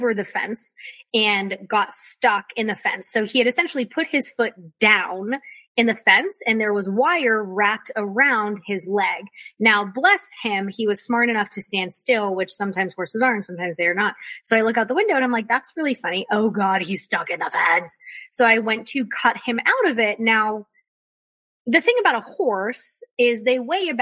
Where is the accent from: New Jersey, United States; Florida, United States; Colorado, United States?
Florida, United States; now in North Carolina, United States; I grew up in Florida